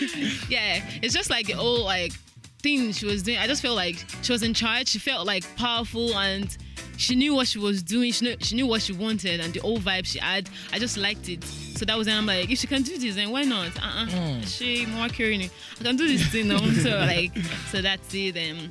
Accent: Ogun State, Nigeria; Yeah, I'm a Muslim. I hail from Ogun State. I'm a Yoruba girl.

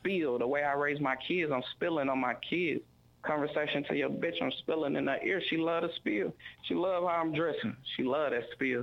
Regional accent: Arkansas, United States; moved away as an adult; also born or lived in Milwaukee; now in Texas, United States; I went back to Arkansas to my hometown

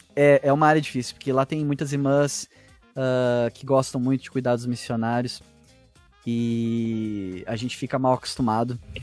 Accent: Porto Alegre, Rio Grande do Sul, Brazil; na zona aqui que eu que eu cresci aqui em Porto Alegre

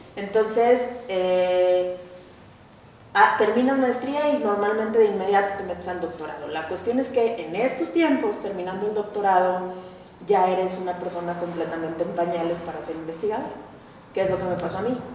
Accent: Colombia; moved away; also born or lived in Veracruz, Mexico; nací en Veracruz, crecí en Colombia.

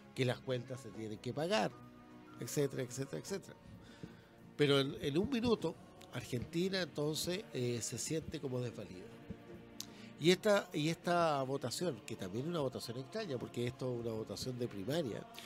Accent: Chile

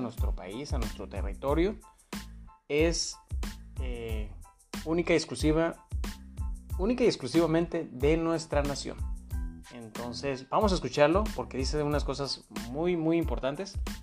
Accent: Mexico; como mexicanos

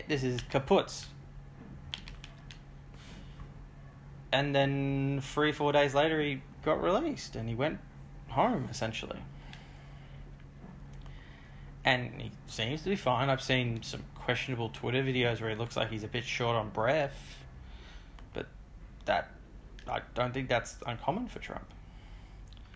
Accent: Australia; I'm Australian.

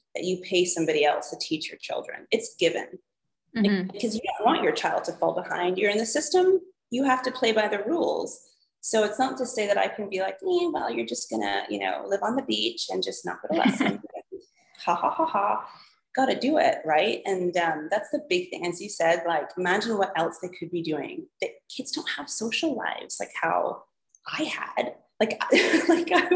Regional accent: Canada; moved away; growing up in Canada, we were able to work at 14.

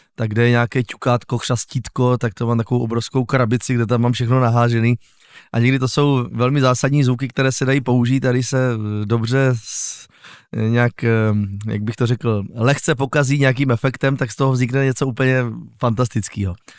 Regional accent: Újezd u Rosic, South Moravian Region, Czechia; also born or lived in Ivančice; Já pocházím z kraje, no, z vesničky, která se jmenuje Újezd u Rosic, což je vlastně, narodil jsem se v Ivančicích

